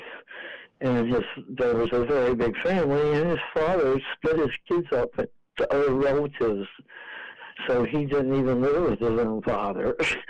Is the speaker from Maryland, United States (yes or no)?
yes; Cumberland, Maryland, United States; moved away; I was born in Cumberland, Maryland, and I lived there until I graduated from Hood College